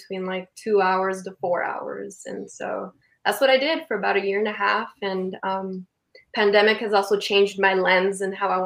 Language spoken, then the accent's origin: English; Calexico, California, United States; also born or lived in San Diego; I moved out of my hometown, which is Calexico, and I moved up to San Diego